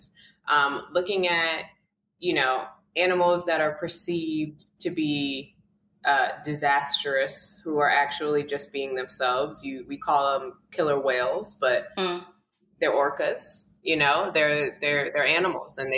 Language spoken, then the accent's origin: English; New York City, New York, United States; a kid who grew up in Brooklyn. I'm from Coney Island. I grew up in the projects